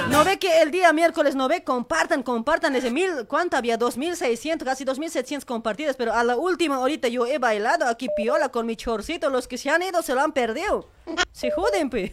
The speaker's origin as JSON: {"language": "Spanish", "country": "Bolivia", "moved": "as an adult", "lives_now": "Argentina", "said": "la gente del, del campo que venimos de allá de Bolivia"}